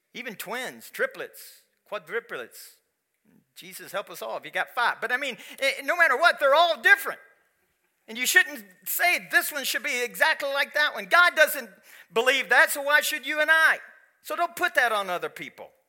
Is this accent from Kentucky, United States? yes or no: yes; Kentucky, United States; I am from Kentucky